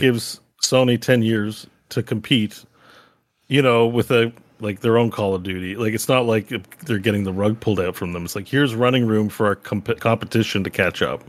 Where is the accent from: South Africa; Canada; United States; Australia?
Canada